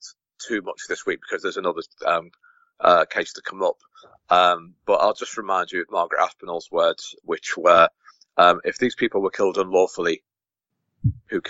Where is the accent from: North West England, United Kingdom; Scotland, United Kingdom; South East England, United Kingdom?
North West England, United Kingdom; Liverpool; we're from Liverpool